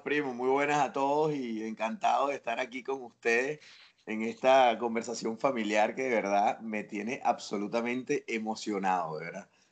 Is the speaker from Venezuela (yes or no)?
yes; Venezuela; born or raised there; moved away as an adult; now in A Coruña, Spain